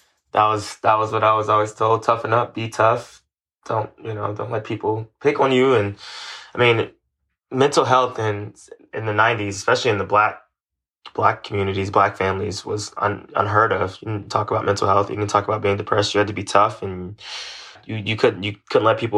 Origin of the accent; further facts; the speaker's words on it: Los Angeles, California, United States; West LA kid all my life